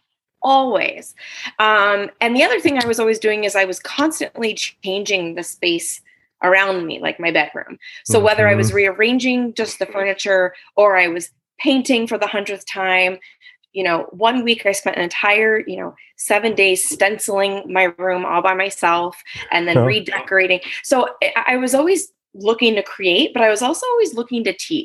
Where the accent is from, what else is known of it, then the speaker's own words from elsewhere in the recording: California, United States; also born or lived in New Providence, New Jersey; now in San Luis Obispo, United States; when I was in fourth grade, I ended up moving to the West Coast and then grew up the rest of my life in California